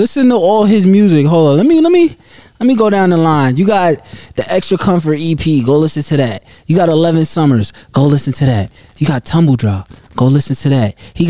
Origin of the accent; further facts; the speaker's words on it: New York, United States; But I'm from New York.